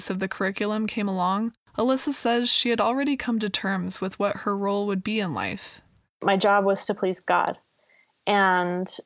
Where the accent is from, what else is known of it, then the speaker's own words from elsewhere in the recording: New Jersey, United States; really confused growing up in New Jersey, really far from my tribe.